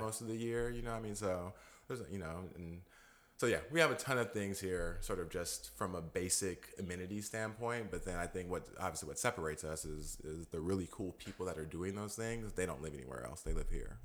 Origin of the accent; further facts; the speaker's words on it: Modesto, California, United States; also born or lived in Alameda; I'm a native here, grew up here, so call, call this place home.